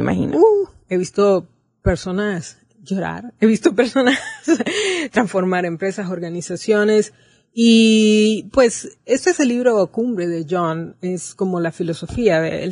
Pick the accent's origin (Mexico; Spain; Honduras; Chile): Honduras